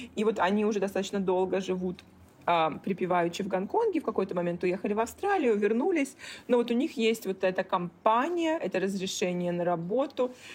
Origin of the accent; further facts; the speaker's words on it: Kaliningrad, Kaliningrad Oblast, Russia; moved away as an adult; also born or lived in Italy / Czech Republic / Hong Kong; now in Singapore; Росла, да, я росла в Калининграде